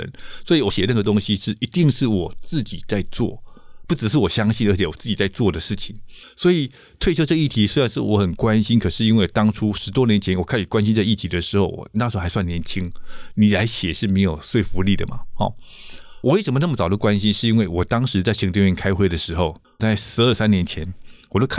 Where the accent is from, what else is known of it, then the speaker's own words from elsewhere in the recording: Taiwan; 所以如何让我们台湾人可以负担得了啊？